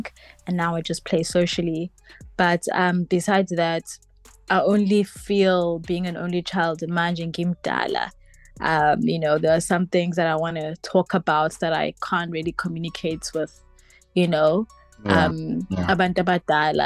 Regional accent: Durban, KwaZulu-Natal, South Africa; also born or lived in Amanzimtoti; I'm from Durban. I reside in Amanzimtoti

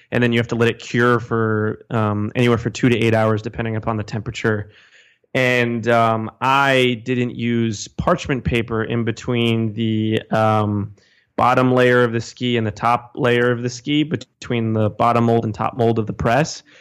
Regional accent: New Jersey, United States; moved away as an adult; also born or lived in Bronx, New York / Conyers, Georgia / Utah; now in New York, United States; I am originally from New Jersey, um, about thirty minutes outside of New York City

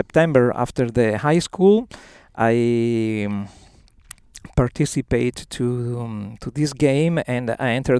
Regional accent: Verona, Veneto, Italy; I am from Verona

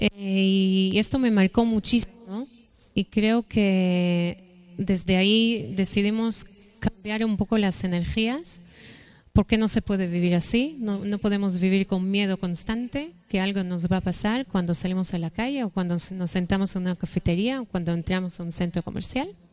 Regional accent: Israel; moved away as an adult; nací en Israel, eh, mi familia está ahí.

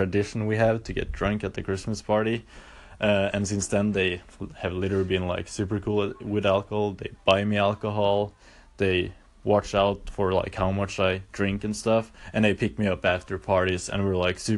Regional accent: Norway; I've been born and raised in Norway.

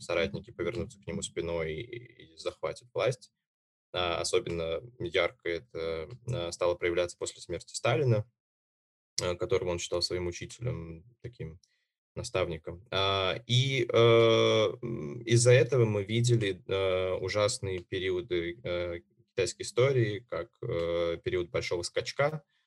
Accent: Uzbekistan; now in Moscow, Russia; Родом я сам из Узбекистана

